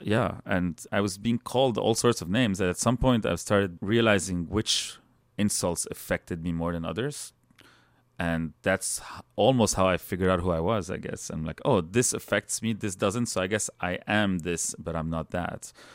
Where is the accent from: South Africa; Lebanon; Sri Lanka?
Lebanon; English is a second language; moved away as an adult; now in Canada; I feel like I'm as much a Canadian today that I am a Lebanese person